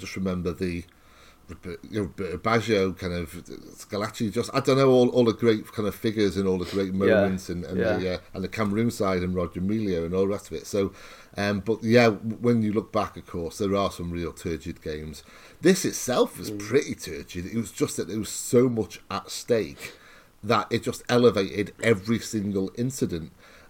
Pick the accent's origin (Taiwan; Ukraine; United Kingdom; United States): United Kingdom; Wales; I'm Welsh.